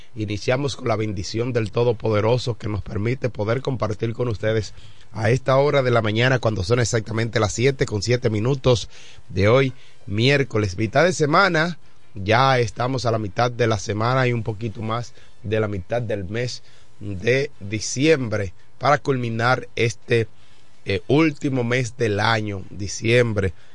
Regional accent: Dominican Republic; como ciudadano dominicano

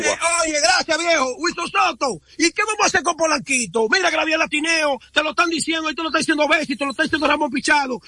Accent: Dominican Republic; now in New York, United States; nosotros somos los sufridos de República Dominicana

